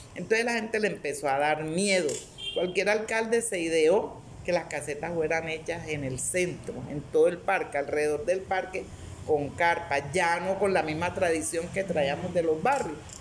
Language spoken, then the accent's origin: Spanish; Antioquia, Colombia; nosotros también somos paisa